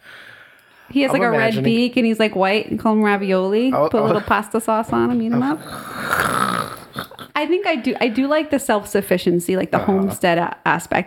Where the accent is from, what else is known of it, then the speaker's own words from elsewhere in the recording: Secaucus, New Jersey, United States; also born or lived in Nutley, New Jersey; growing up in Secaucus